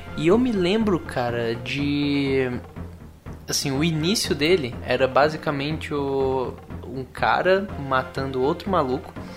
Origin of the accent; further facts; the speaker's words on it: Juazeiro do Norte, Ceará, Brazil; now in Curitiba, Brazil; eu sou de Juazeiro do Norte, mas eu tô morando aqui agora